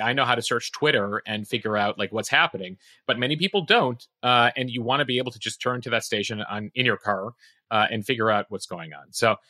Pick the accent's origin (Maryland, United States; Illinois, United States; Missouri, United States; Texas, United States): Illinois, United States; Chicago; growing up in Chicago